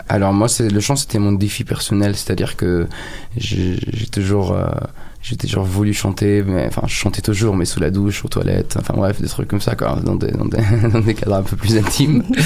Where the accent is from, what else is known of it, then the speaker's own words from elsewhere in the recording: Egypt; moved away as an adult; now in France; j'ai grandi en Égypte et je me suis construit en France.